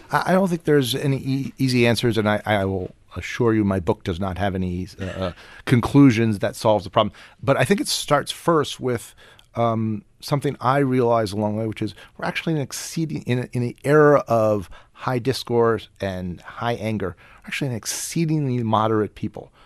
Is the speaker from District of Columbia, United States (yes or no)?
yes; Washington, District of Columbia, United States; I'm from Washington